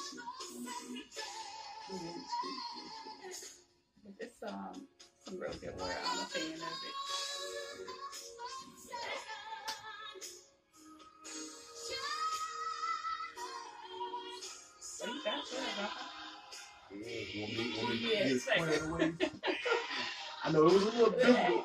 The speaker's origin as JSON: {"language": "English", "town": "Decatur", "region": "Georgia", "country": "United States", "tie": "born or raised there", "said": "I've born and raised in Atlanta. I grew up around here in DeKalb County in Decatur"}